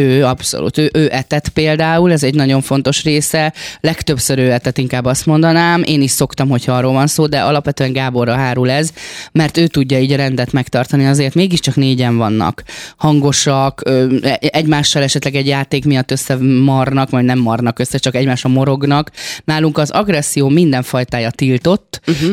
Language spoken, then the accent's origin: Hungarian; Gyomaendrőd, Békés, Hungary; én vidéki lány vagyok, gyomendrődi lány